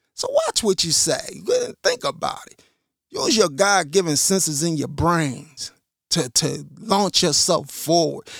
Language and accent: English; Chicago, Illinois, United States; I'm from Chicago.